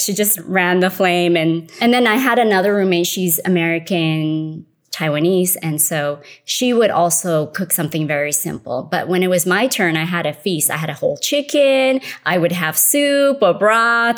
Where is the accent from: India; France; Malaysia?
Malaysia; moved away; I was born in Malaysia. I'm considered third generation Malaysian Chinese